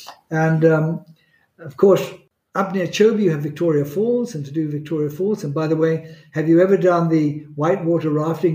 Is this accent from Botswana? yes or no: yes; Botswana; I think Botswana, when I combine it, I grew up really in Botswana.